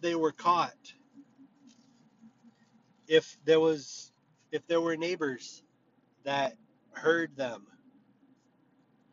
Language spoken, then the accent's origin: English; United States